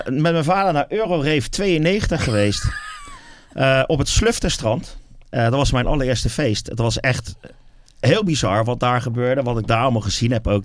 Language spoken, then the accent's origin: Dutch; Wateringen, South Holland, Netherlands; Wateringen. Dat is mm. eigenlijk waar ik vandaan kom en waar ik eh, echt helemaal ben opgegroeid